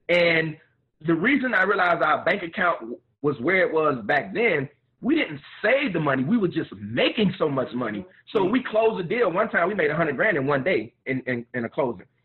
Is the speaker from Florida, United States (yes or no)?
yes; Miami, Florida, United States; I'm a Miami boy, born and raised in Miami